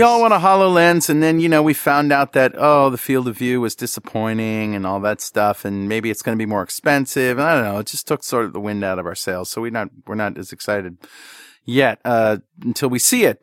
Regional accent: hometown where Electric Boat is, Connecticut, United States; in my hometown

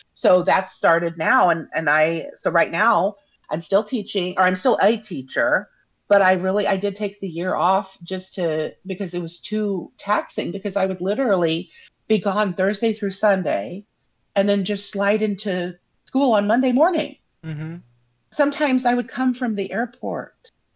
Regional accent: Parkville, Missouri, United States; I'm from Parkville, which is um, just basically 10 miles from the airport

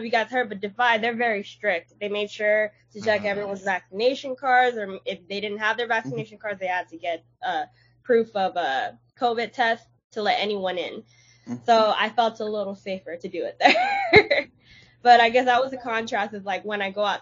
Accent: Los Angeles, California, United States; I want to show them what my hometown is all about

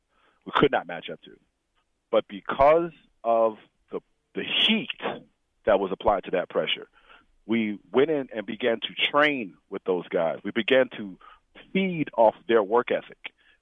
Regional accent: Nebraska, United States; And because they all know I came from Nebraska. They knew. Every Nebraska has a reputation.

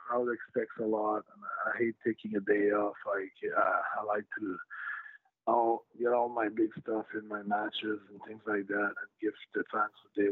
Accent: Canada; I'm French Canadian, sometimes I go on the, you know, English side of Canada

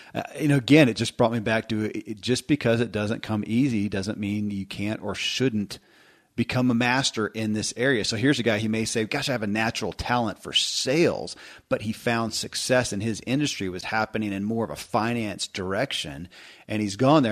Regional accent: Kentucky, United States; I grew up in Kentucky

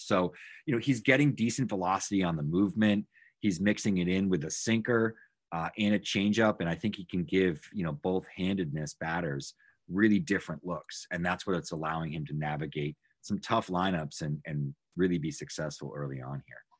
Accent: Massachusetts, United States; I'm from Massachusetts. Grew up here, still live here

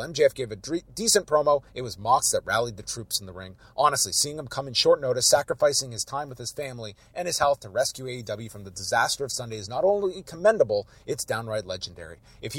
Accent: New York, United States; As a New Yorker who is a hip-hop and wrestling fan, … playing Daniel Garcia to the ring in Buffalo is a big deal.

